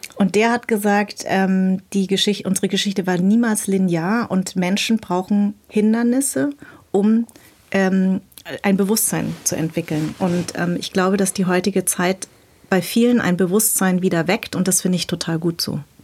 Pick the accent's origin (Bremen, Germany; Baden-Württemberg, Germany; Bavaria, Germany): Bavaria, Germany; Munich; moved away as an adult; also born or lived in Darmstadt; now in Berlin, Germany; ich bin in München groß geworden, also äh, ab, ab, ab, ab als ich zehn war